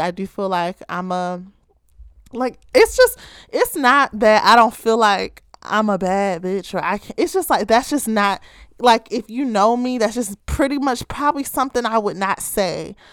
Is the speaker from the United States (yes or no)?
yes; Baltimore, Maryland, United States; I'm from the Charm City, Ravens Nation, or as many of you may call it, Be More, Baltimore, Maryland.